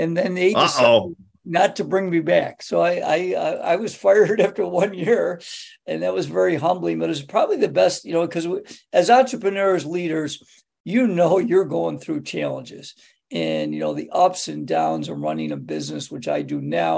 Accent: Greece, New York, United States; my hometown is Greece, New York, which is the largest suburb of Rochester. And I grew up in Greece

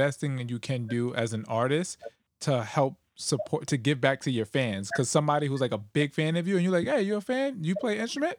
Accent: New York, United States; Oh, I born and raised on 112th and Lenox Avenue.

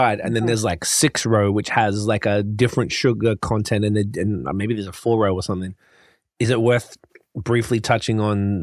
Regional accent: Australia; moved away; it's Australian. So it's ours.

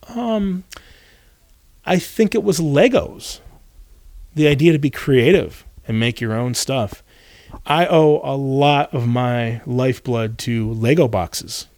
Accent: Northern Michigan, United States; where I grew up in the Midwest, you grow, I'm from Northern Michigan

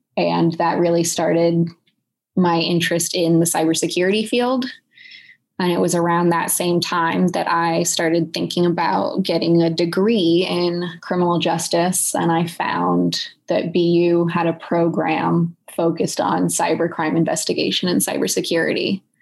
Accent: Silicon Valley, California, United States; moved away as an adult; also born or lived in Boston; I was born and raised in Silicon Valley

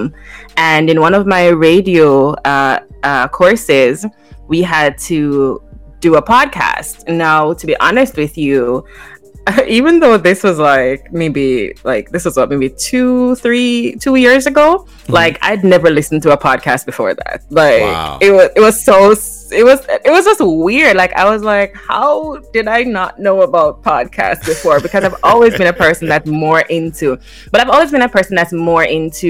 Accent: Jamaica; now in Toronto, Canada; growing up in Jamaica

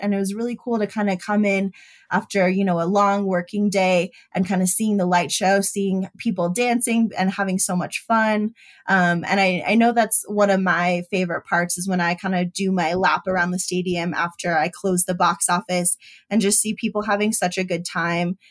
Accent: Denver area, Colorado, United States; moved away as an adult; also born or lived in San Francisco; stay in my hometown

